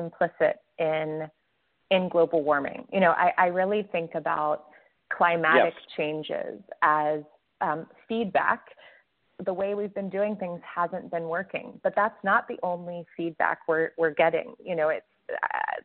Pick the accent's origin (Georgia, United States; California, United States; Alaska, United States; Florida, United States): Georgia, United States; Atlanta; I'm from Atlanta